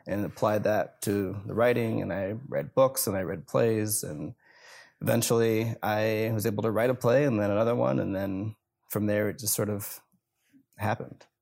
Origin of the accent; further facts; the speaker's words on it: Rockford, Illinois, United States; It's a bridge that's overlooking the Rock River in Rockford, Illinois, and that's my hometown